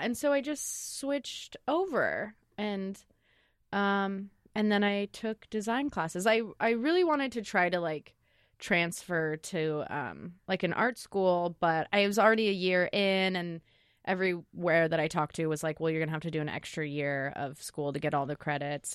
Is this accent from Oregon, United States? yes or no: yes; Lake Oswego, Oregon, United States; also born or lived in San Francisco; I grew up in Lake Oswego